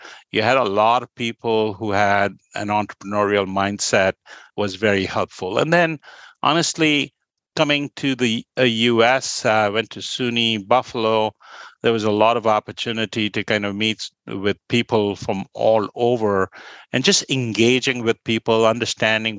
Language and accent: English; Kolkata, West Bengal, India; moved away as an adult; I grew up in Kolkata